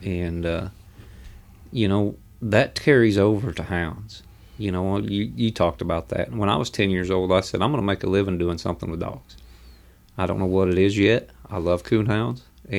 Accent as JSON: {"language": "English", "region": "Midwest", "country": "United States", "tie": "born or raised there", "said": "I grew up in the Midwest."}